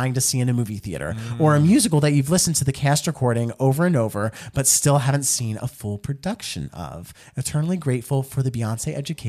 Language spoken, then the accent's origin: English; Houston, Texas, United States; I was born and raised in Houston, Texas